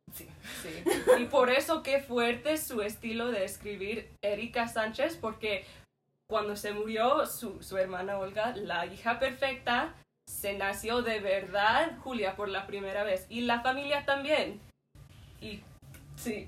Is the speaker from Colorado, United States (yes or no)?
no; Detroit, Michigan, United States; yo soy de los Estados Unidos, de Detroit, Michigan